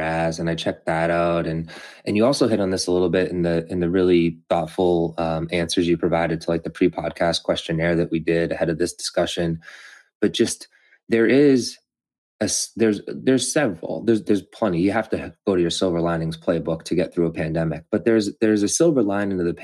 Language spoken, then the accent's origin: English; Massachusetts, United States; moved away; also born or lived in Los Angeles; I grew up in Massachusetts and knew Endicott